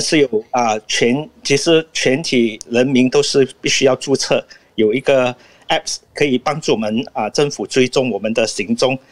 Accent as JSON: {"language": "Chinese", "country": "Malaysia", "said": "因为马来西亚的情况是这样，我们有不同的种族，比如我是华裔"}